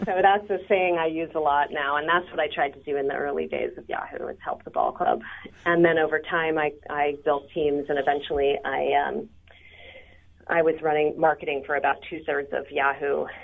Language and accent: English; San Francisco, California, United States; I'm actually from San Francisco